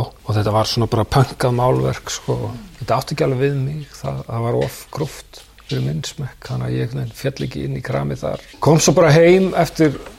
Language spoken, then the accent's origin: Icelandic; Reykjavík, Capital Region, Iceland; also born or lived in New York, United States; Ég ólst upp í háaleitinu.